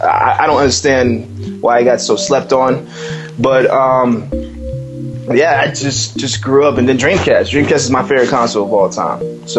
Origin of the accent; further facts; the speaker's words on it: West Coast, United States; I was raised in the West Coast when I was younger, so I was exposed to like a lot of West Coast hip hop back in the day too.